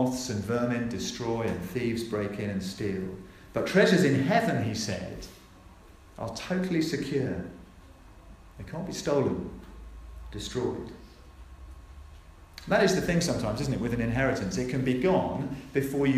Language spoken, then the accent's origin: English; Norfolk, East of England, United Kingdom; I was born in Norfolk.